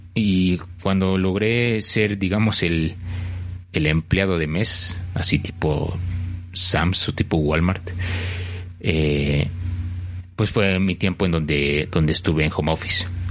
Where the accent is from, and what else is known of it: Mexico; also born or lived in Mexico City